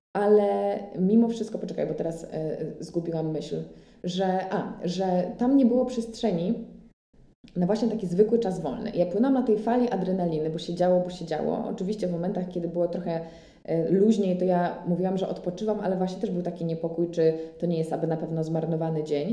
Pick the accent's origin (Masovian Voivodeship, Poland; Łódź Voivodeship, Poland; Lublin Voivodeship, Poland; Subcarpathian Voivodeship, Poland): Łódź Voivodeship, Poland; Łódź; now in Paris, France; żałowałam, że jestem z Łodzi i moja mama nie mieszka w Warszawie